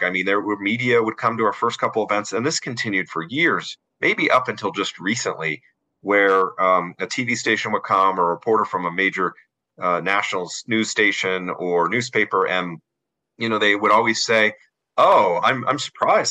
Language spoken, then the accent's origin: English; Denver, Colorado, United States; also born or lived in South Korea; moved back to Denver, my hometown